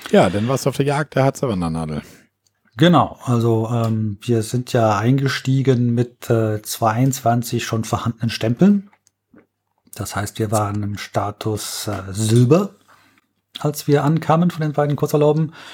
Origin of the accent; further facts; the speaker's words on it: Berlin, Germany; Da muss okay. ich als Berliner von träumen.